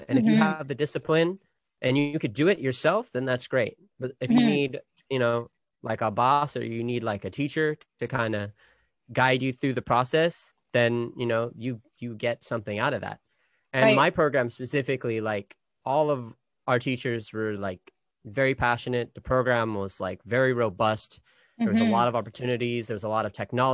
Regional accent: Sacramento, California, United States; moved away; I'm from Sacramento originally

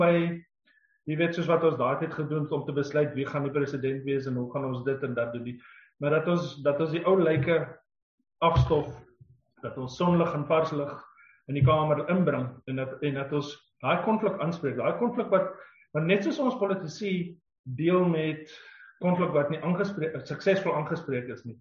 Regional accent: South Africa

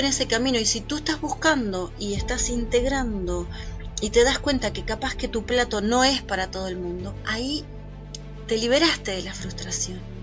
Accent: Uruguay; yo soy uruguaya, Uruguay es un país laico, pero fui a un colegio de monjas en ese 16 años de mi vida

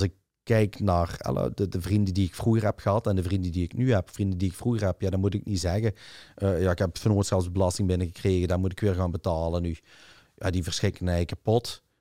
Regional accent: Limburg, Flanders, Belgium; ik ben van Limburg en ik ben er kei trots op

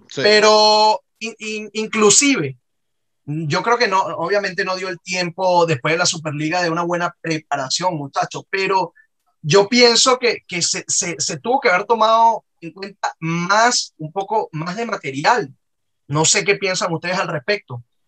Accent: Venezuela; todos somos venezolanos

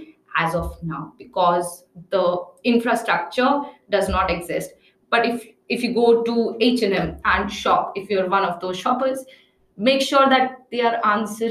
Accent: Agra, Uttar Pradesh, India; also born or lived in New Delhi; I grew up in Agra and I worked in New Delhi a lot.

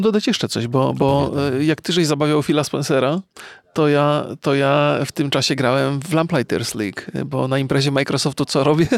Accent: Poland; ja też jestem przecież mm, z Polski

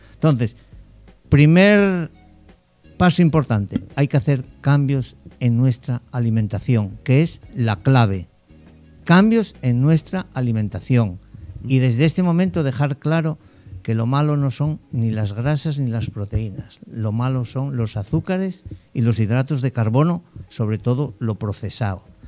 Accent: Spain; moved away as an adult; now in Dominican Republic; soy español

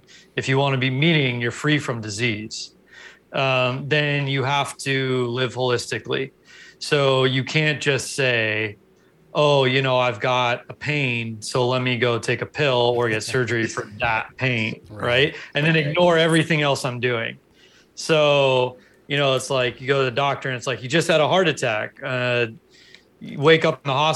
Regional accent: Los Angeles, California, United States; I grew up in Los Angeles

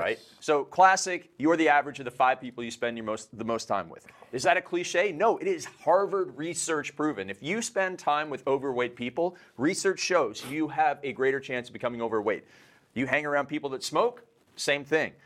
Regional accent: Canada; I'm Canadian

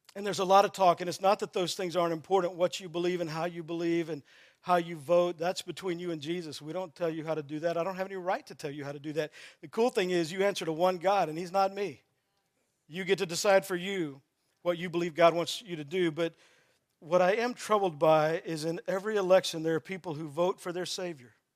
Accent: Texas, United States; I grew up in Texas playing football

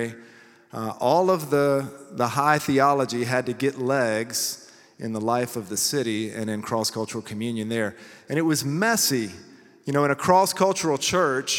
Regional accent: Lawrenceville, Georgia, United States; moved away as an adult; also born or lived in St. Louis, Missouri; I'm actually from Lawrenceville, Georgia

